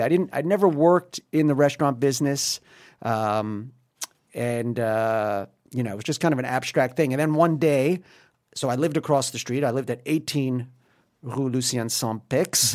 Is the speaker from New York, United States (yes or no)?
yes; New York, United States; moved away as an adult; now in Paris, France; I'm from New York